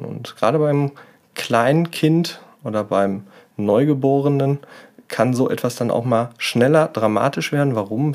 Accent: Germany; hier bei uns in Deutschland

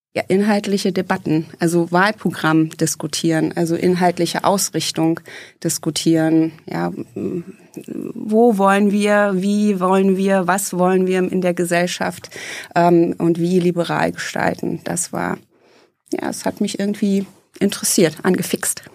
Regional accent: Eisenhüttenstadt, Brandenburg, Germany; now in Hesse, Germany; Ich bin in Eisenhüttenstadt aufgewachsen

